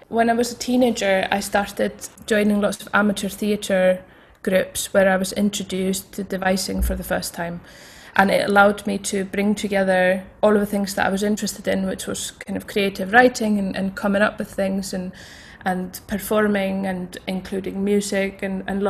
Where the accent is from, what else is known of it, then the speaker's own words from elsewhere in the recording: Iceland; now in Scotland, United Kingdom; I grew up in Iceland